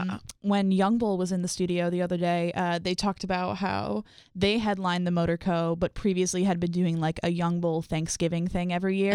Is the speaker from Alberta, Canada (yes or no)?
no; Ottawa, Ontario, Canada; moved away; I'm from Ottawa